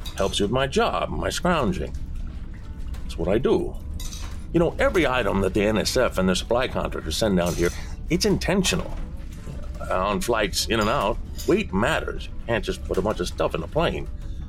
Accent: the West, United States; Growing up in the West, as you can imagine, I had a lot of Latin food.

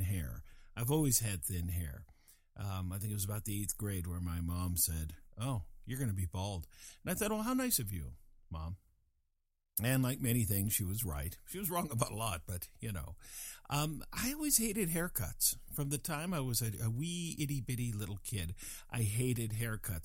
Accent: Fort Collins, Colorado, United States; moved away; my hometown, which was Fort Collins, Colorado

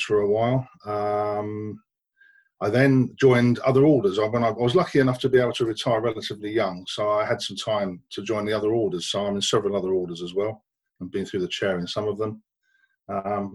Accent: London, United Kingdom; moved away; my masonry started off in London

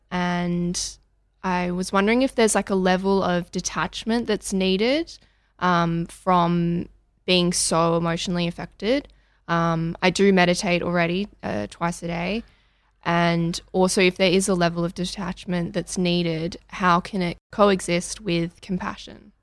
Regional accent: Melbourne, Victoria, Australia; And I'm from Melbourne, and I'm twenty-two.

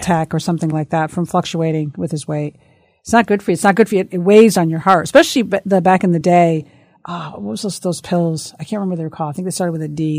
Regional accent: Bloomfield, United States; I grew up in Bloomfield

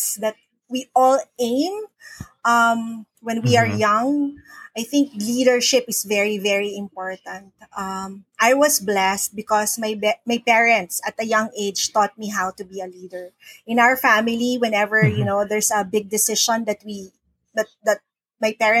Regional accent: Manila, Metro Manila, Philippines; moved away as an adult; now in Cagayan de Oro, Philippines; I am from Manila. I used to live, I was born, raised, lived in Manila my whole life.

